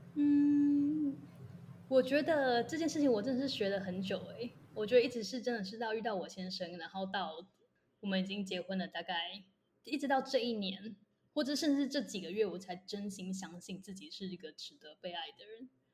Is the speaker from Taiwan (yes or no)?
yes; Taiwan; moved away as an adult; also born or lived in United States; 我就回台大旁听的时候